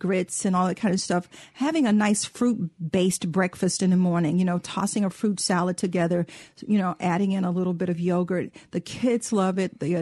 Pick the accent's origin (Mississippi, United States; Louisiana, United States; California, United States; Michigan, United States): Mississippi, United States; being a Southerner, and especially being, you know, from Mississippi